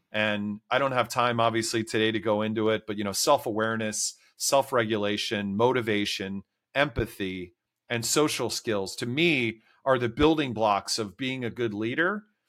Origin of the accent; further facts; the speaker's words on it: D.C., suburban Maryland, United States; I grew up, uh, outside of Washington, D C in suburban Maryland